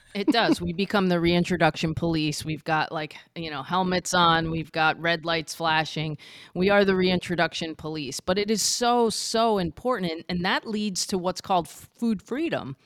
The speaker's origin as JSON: {"language": "English", "region": "Florida", "country": "United States", "said": "I was from Florida"}